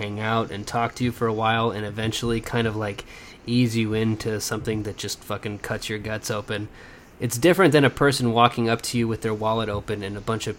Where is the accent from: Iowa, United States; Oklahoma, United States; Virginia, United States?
Oklahoma, United States; Lawton; moved away; I grew up in Lawton, Oklahoma, which is about 40 minutes away from Wichita Falls.